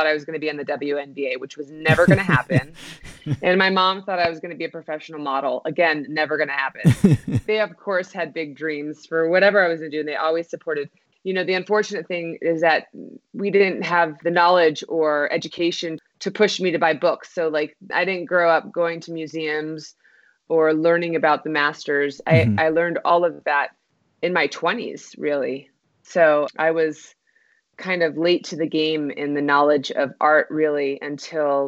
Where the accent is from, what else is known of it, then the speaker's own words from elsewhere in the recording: Austin, Texas, United States; now in Albuquerque, United States; I'm originally from Austin, Texas